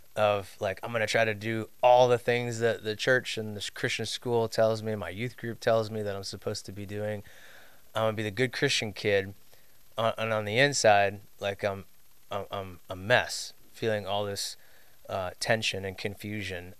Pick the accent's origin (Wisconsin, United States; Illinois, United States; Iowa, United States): Illinois, United States; suburbs of Chicago; I was raised down in the Midwest suburbs of Chicago area